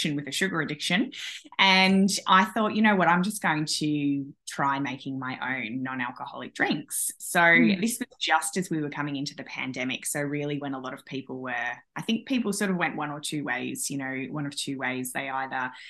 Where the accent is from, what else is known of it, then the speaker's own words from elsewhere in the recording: Australia; I'm from Australia